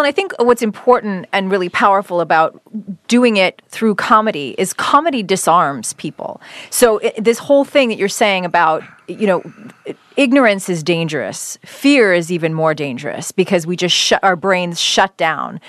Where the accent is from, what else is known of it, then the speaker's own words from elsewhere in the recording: Canada; now in United States; being born and raised in Canada